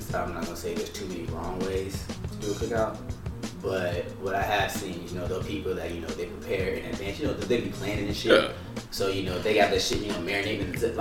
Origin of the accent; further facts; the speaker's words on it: West Coast, United States; I'm from the West Coast